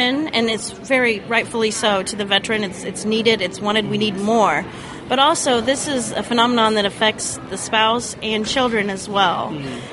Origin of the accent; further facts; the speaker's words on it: Indiana, United States; I'm from Indiana